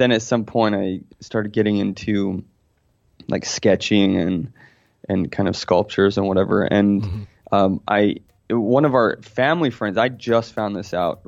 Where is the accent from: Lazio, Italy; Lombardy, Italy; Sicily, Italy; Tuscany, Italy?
Tuscany, Italy; Florence; I was born in Florence, Italy